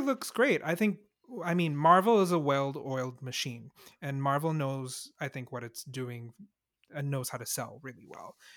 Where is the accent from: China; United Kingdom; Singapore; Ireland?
Singapore; I was born in Singapore